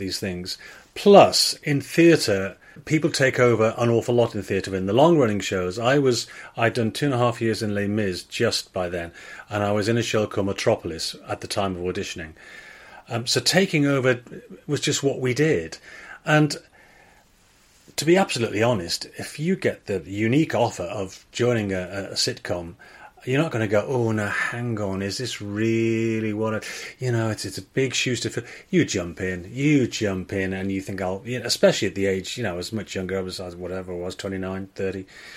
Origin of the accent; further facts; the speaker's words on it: Liverpool, North West England, United Kingdom; accent: Scouse; moved away; my parents were very much Liverpool Scousers, and I didn't count myself as Welsh particularly.